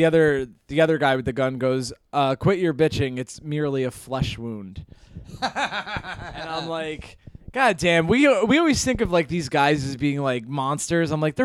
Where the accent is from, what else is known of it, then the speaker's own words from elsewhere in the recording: Hudson Valley, New York, United States; I'm from the Hudson Valley, New York